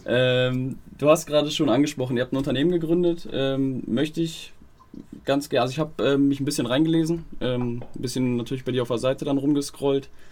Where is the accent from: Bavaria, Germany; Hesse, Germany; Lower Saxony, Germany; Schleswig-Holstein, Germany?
Lower Saxony, Germany; Wolfsburg; ich komme aus Wolfsburg, ist jetzt halt wirklich ortsnah